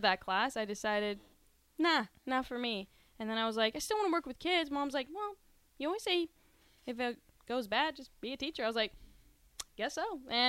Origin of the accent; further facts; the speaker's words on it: San Antonio, Texas, United States; moved away as an adult; now in Lincoln, United States; I'm from San Antonio, Texas.